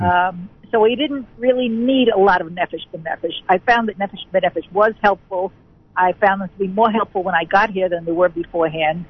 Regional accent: Muncie, Indiana, United States; moved away as an adult; now in Jerusalem, Israel; We're originally from Muncie

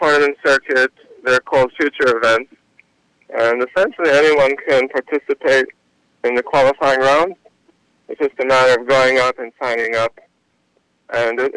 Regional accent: New York City, New York, United States; I grew up in New York, Queens

